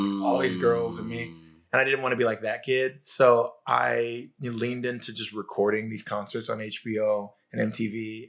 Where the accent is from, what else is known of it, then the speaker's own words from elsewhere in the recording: California, United States; accent: Southern California; now in New York, United States; But like every once in a while, someone will be like, oh, you're from Southern California. I can hear it